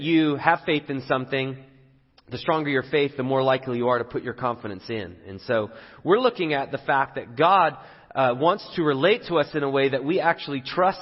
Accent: England, United Kingdom; moved away; I'm from England

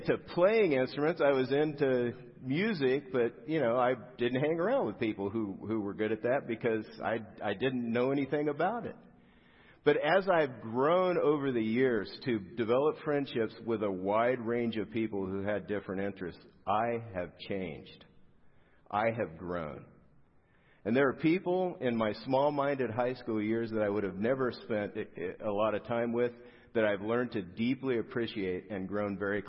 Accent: South Gate, California, United States; I grew up in Southgate, which isn't far from here. It's down the 710 freeway

